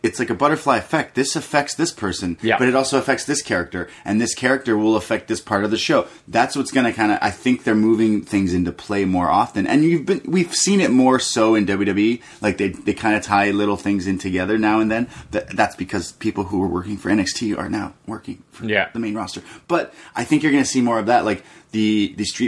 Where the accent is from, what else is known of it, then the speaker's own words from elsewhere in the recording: Canada; we're Canadian